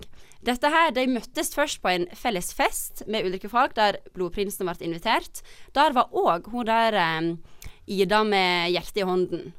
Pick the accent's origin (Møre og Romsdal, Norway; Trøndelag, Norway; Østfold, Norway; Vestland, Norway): Vestland, Norway; Hafslo; moved away; Hafslo heter det